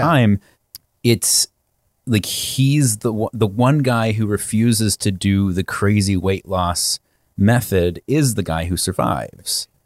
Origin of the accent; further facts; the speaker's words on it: Virginia, United States; I'm from Virginia.